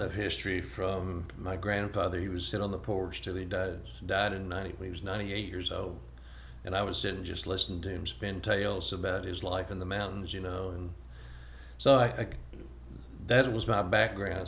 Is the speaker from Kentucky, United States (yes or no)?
yes; Shakertown, Kentucky, United States; I grew up in Shakertown and spent a lot of time. I went to Shakertown Elementary School